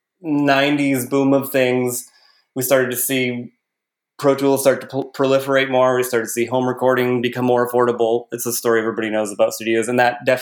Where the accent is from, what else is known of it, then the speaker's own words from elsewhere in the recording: Midwest, United States; I grew up in the Midwest